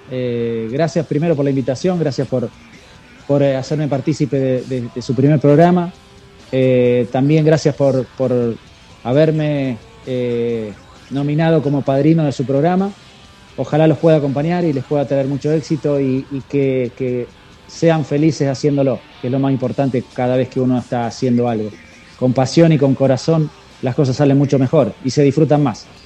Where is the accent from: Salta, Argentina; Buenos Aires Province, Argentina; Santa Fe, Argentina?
Santa Fe, Argentina; Casilda area, then Rosario; yo era chico, tenía 14 años, estaba en la secundaria en mi pueblo